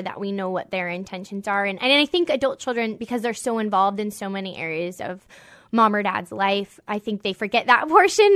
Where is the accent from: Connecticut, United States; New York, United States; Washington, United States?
Washington, United States; Whidbey Island; I'm from, I grew up on Whidbey Island